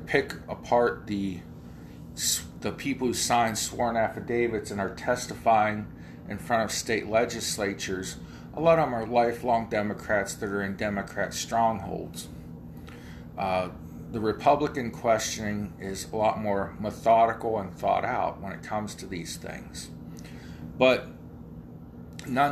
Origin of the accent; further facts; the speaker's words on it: Ohio, United States; that's my home state.